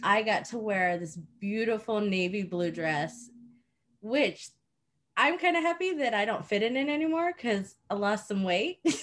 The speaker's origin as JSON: {"language": "English", "country": "Japan", "tie": "born or raised there", "moved": "yes", "said": "I grew up in Japan"}